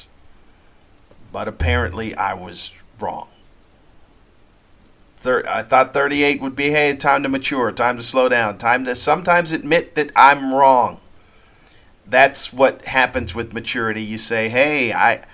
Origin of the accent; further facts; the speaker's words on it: United States; accent: American; I am American